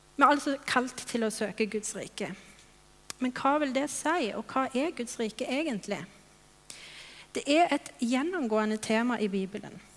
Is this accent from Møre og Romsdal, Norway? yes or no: no; Stavanger, Rogaland, Norway; moved away as an adult; now in Kvinesdal, Norway; jeg er her fra Stavanger uh, og har vokst opp her i denne menigheten i Salem